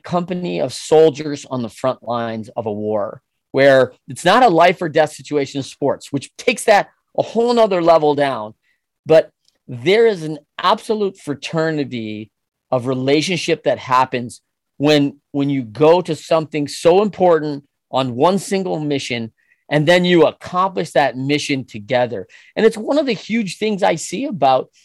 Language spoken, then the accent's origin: English; Michigan, United States; as a kid growing up in Michigan